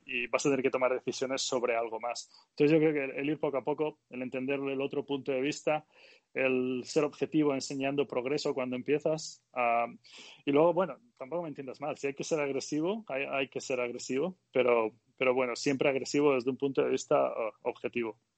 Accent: Galicia, Spain; moved away; y yo también soy gallego

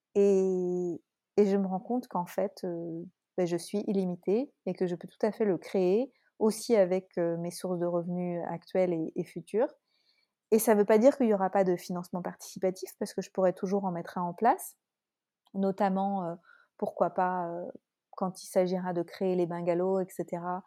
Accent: France; accent: French; mon accent français

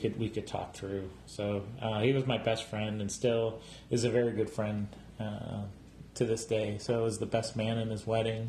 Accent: Strongsville, Ohio, United States; I grew up actually right outside Cleveland in Strongsville, Ohio

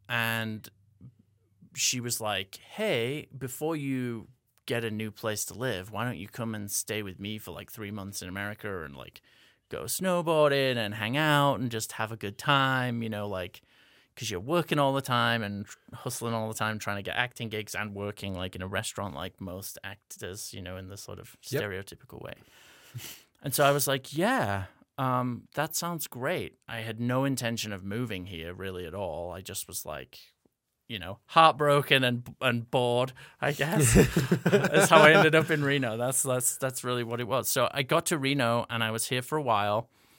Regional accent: England, United Kingdom; accent: American English hybrid; moved away; as you already heard. I am originally from England, hence having this weird American English hybrid accent that I'm talking to you in. I grew up in Northern England.

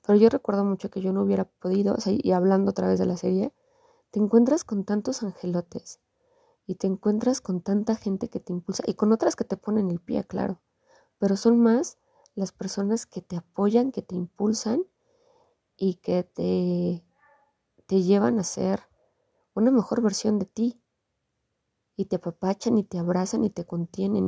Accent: Mexico; nosotros como mexicanos

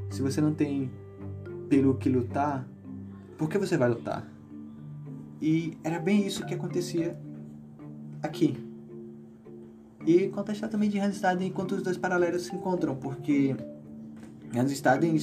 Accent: Brazil

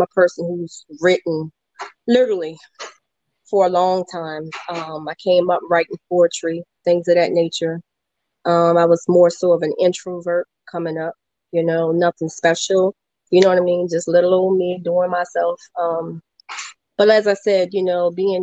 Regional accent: Virginia, United States; I am from Virginia

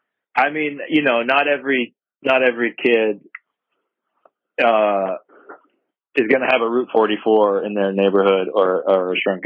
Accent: East Coast, United States; Just growing up on the East Coast

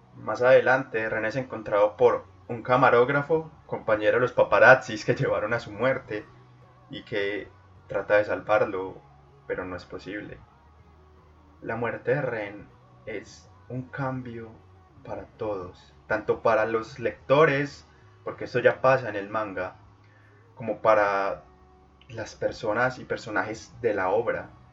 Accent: Colombia; en Colombia, en mi país

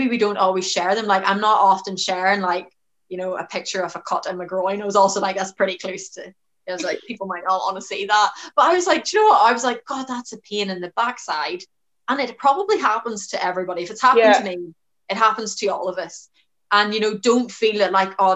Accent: Ireland; I'm Irish, we're relatively conservative

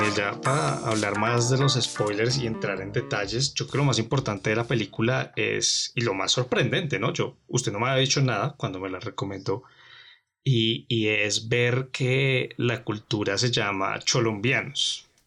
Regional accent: Colombia; nosotros como colombianos

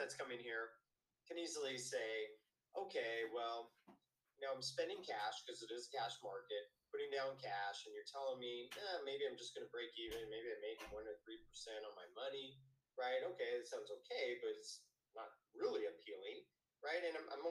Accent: United States; I'm American

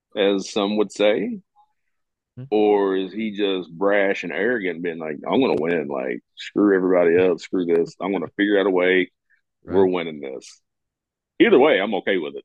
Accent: Kentucky, United States; moved away as an adult; I'm from Kentucky. I grew up in Kentucky, but I don't live there now

